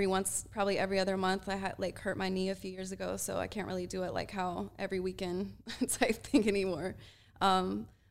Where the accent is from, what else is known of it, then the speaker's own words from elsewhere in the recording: Atlanta, Georgia, United States; I'm from Atlanta